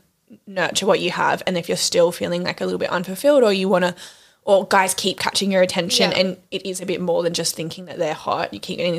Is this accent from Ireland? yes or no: no; Sydney, New South Wales, Australia; in Sydney, in my hometown